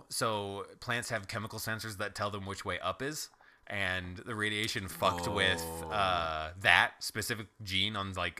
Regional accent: Ohio, United States; I'm from Ohio. You

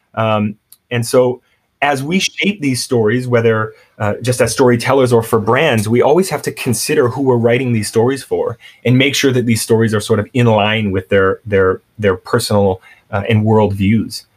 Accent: Canada; moved away; also born or lived in San Francisco / New York; growing up in Canada I, we grew up with a lot of Filipino kids

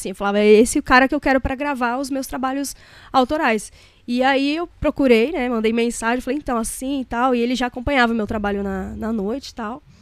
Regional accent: São Paulo, Brazil; Muita gente não sabe que eu sou aqui de, de São Paulo, que eu sou aqui de São Paulo, não, lá de São Paulo, né? Da Zona Leste.

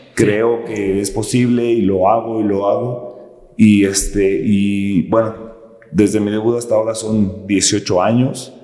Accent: Morelia, Michoacán, Mexico; moved away as an adult; yo nací en Morelia, Michoacán, crecí en una colonia de escasos recursos

